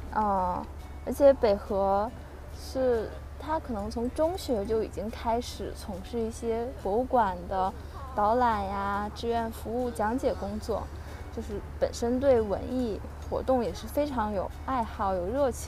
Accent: Beijing, China; moved away as an adult; also born or lived in Taiwan; 我之前从小是在北京长大，然后上大学才到台湾。

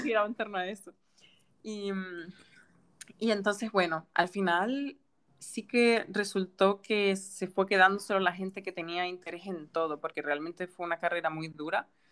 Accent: Gran Canaria, Canary Islands, Spain; moved away as an adult; also born or lived in Germany / Japan; soy de Gran Canaria y bueno, he estado fuera durante unos años porque cuando estaba aquí de pequeña fui al colegio alemán

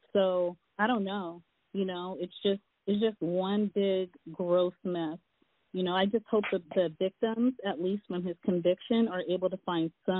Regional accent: Seaside, California, United States; I grew up in Seaside, California.

